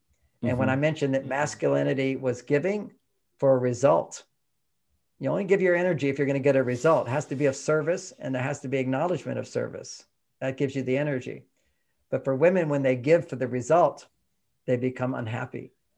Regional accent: Houston, Texas, United States; You know, when I grew up in Houston, everybody had an LA accent in Houston because we all watched TV, and TV was from LA.

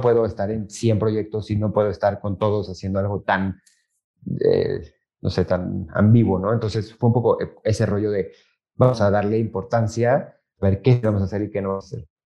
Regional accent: Mexico; also born or lived in Madrid; regresé a México

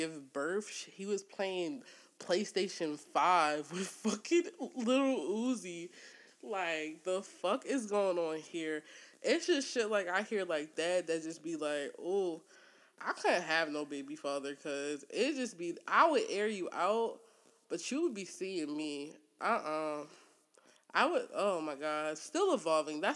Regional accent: Newark, Delaware, United States; My family's originally from New York, but I am from Newark, Delaware.

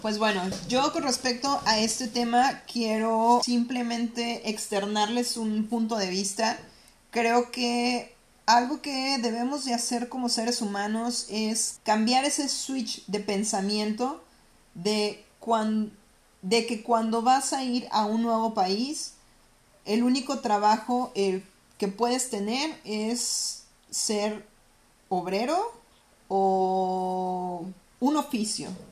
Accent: Mexico; moved away as an adult; now in Toronto, Canada; nosotras somos mexicanas especiales

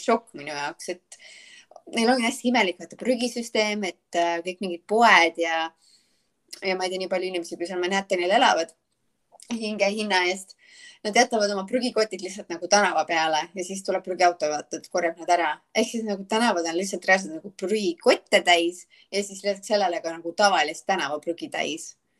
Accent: Estonia; moved away as an adult; now in Charleston, United States; ma olen Eestist

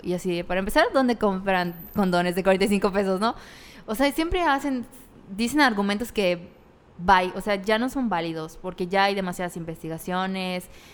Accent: Mérida, Yucatán, Mexico; En Mérida, aquí, porque somos de Mérida

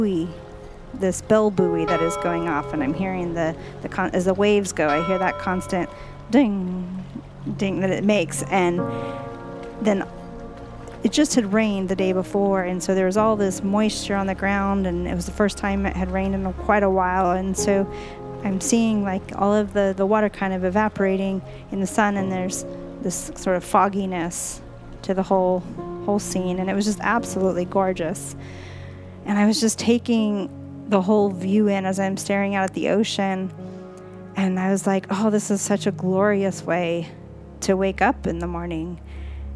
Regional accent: Southern California, United States; I grew up in the Southern California area

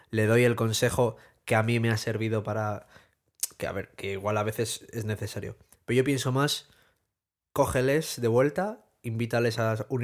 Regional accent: Spain; somos españoles.

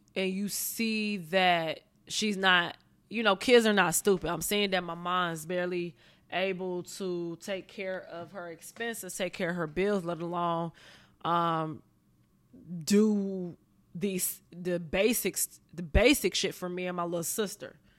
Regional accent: Pontiac, Michigan, United States; moved away as an adult; now in Los Angeles, United States; I was born and raised in Pontiac, Michigan

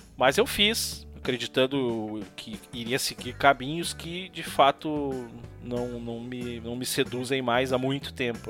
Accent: Brazil; Canudos, que foi onde eu nasci

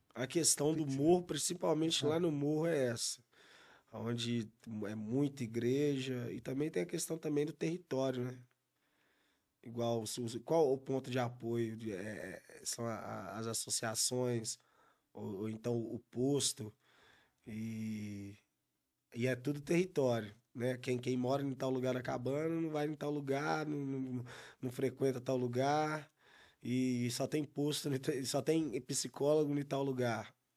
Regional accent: Belo Horizonte, Minas Gerais, Brazil; Ser reconhecido como mineiro que faz rap, um belo horizontino que faz música

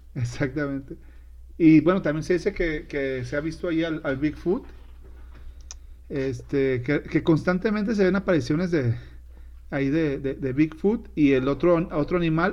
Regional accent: Sinaloa, Mexico; moved away; allá en mi tierra, en Sinaloa

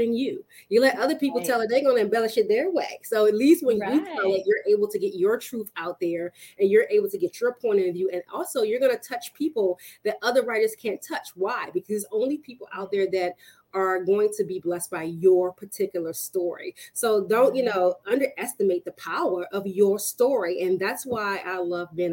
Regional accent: Washington, District of Columbia, United States; I am from the Washington, D.C. area, born and raised.

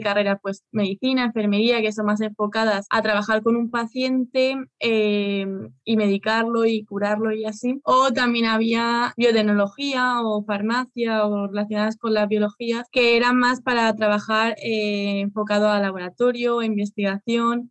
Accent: Spain; moved away as an adult; now in Germany; soy española, pero ahora mismo estoy trabajando en Alemania

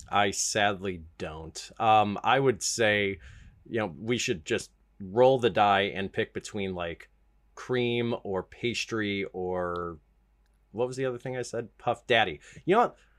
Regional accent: United States; I'm American

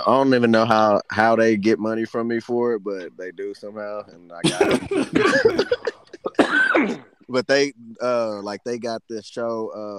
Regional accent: Kansas, United States; From Kansas, nigga.

